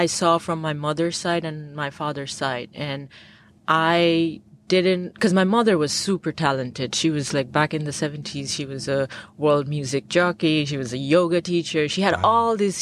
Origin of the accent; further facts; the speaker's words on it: Bangladesh; I grew up in the Bay of Bengal right near Sundarbans, which is the largest mangrove forest